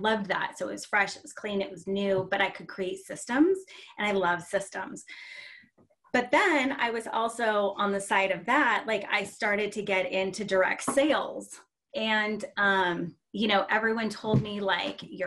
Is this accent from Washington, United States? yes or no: yes; Seattle, Washington, United States; born and raised in Seattle